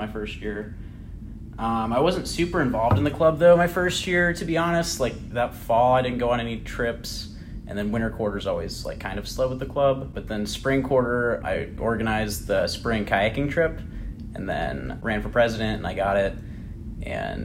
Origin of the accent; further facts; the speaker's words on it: Spokane, Washington, United States; moved away as an adult; now in Chicago, United States; So I have like roots here, but like my hometown is Spokane, Washington